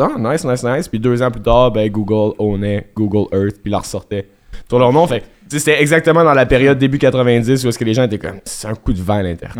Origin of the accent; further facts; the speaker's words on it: Quebec, Canada; on est québécois, fait que le bilingual mode, il est souvent activé